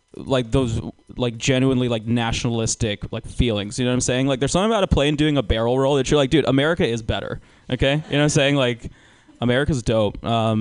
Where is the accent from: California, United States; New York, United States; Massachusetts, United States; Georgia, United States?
Georgia, United States; moved away; I grew up in Georgia.